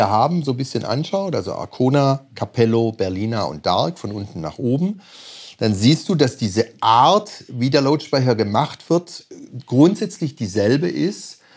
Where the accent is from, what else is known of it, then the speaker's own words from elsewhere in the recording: Stuttgart, Baden-Württemberg, Germany; Ich komme aus Stuttgart.